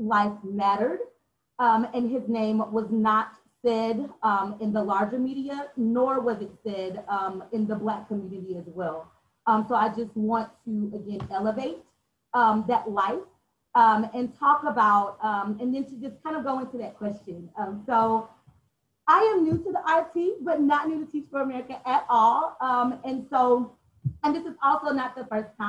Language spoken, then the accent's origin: English; Atlanta, Georgia, United States; I'm also from Atlanta, so definitely one of those unicorns, an Atlanta native